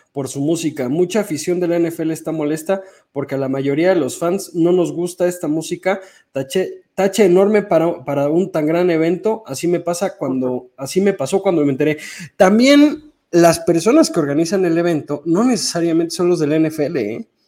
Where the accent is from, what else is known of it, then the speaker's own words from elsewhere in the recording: Mexico; sí es cierto que estar como mexicano con esos entrenadores es un privilegio